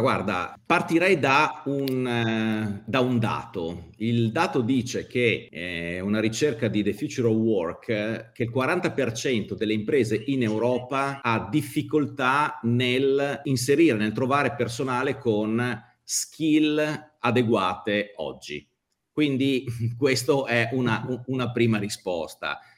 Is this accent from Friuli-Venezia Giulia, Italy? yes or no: yes; Udine, Friuli-Venezia Giulia, Italy; Sono di Udine, eh, lavoro eh, almeno due giorni a settimana a Milano